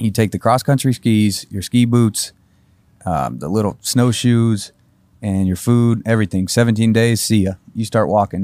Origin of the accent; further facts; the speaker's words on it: Carmel, Indiana, United States; moved away as an adult; also born or lived in Fishers, Indiana; now in Nashville, United States; Carmel, Indiana